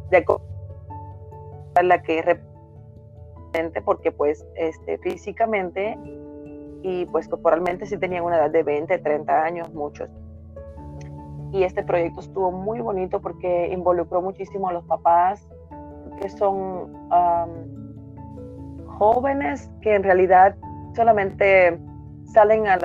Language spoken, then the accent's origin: Spanish; La Ruda, Havana, Cuba; moved away as an adult; now in Mexico; nací en un pequeño pueblo de la provincia habanera que se llama La Ruda, es el nombre de una planta medicinal. Ahí viví 25 años de mi vida. Y fue una niñez, puedo decir que bonita, sana y muy ingenua también.